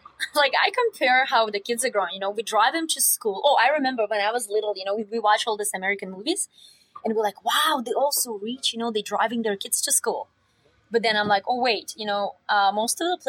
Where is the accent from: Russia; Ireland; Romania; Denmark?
Russia; born or raised there; English is a second language; now in Canada